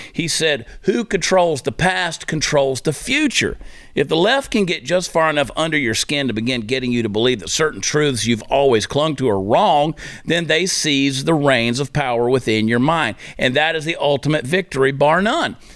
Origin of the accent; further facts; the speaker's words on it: Georgia, United States; I grew up in Georgia.